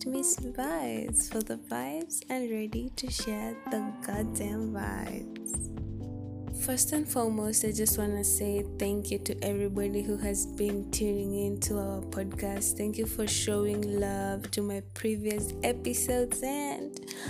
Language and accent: English; Kenya; I'm from Kenya